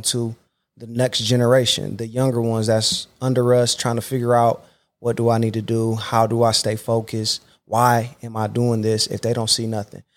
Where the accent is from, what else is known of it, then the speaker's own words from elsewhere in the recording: Akron, Ohio, United States; I come back to my hometown, Akron, Ohio, to coach